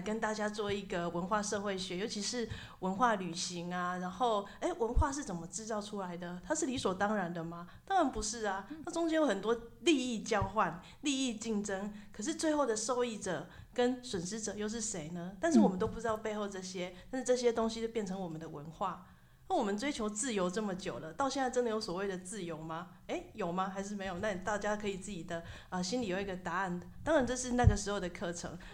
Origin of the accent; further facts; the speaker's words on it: Tainan, Taiwan; also born or lived in United Kingdom; 我是一个台南人嘛，那所以嗯。我就住在家里。那我身份证上面也是写台南市